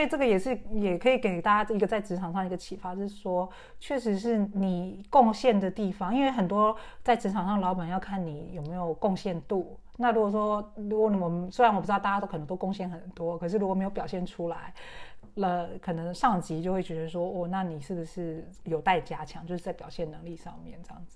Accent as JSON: {"language": "Chinese", "country": "Taiwan", "moved": "yes", "lives_now": "United Kingdom", "said": "我们台湾人哈，在英国"}